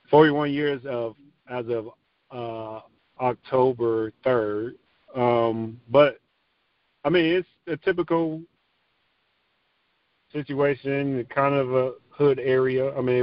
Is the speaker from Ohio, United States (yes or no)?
yes; Garfield Heights, Ohio, United States; Garfield was pretty much, everybody knows Cleveland, Ohio. So it was a suburb of Cleveland, Ohio.